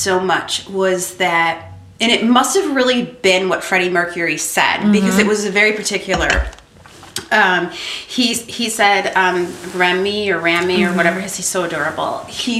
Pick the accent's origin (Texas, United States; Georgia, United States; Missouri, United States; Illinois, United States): Illinois, United States; Orland Park; also born or lived in Worth, Illinois / Midlothian, Illinois; I grew up in Orland and then, okay, I moved to Worth.